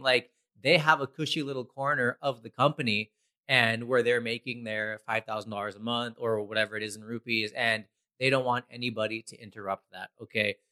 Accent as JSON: {"language": "English", "country": "United States", "tie": "born or raised there", "said": "growing up in America"}